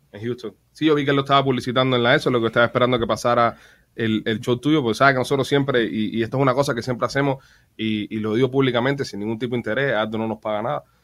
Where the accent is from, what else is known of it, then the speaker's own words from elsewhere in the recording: Cuba; a los cubanos nos llegó más